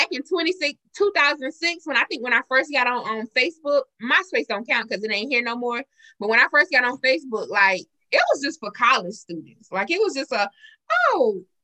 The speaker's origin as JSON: {"language": "English", "town": "Marion", "region": "the South", "country": "United States", "tie": "born or raised there", "said": "I'm born and raised in Marion all my life."}